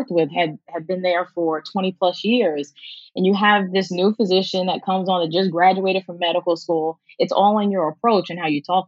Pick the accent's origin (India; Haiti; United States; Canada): United States; New York; also born or lived in Washington, D.C.; I'm originally from New York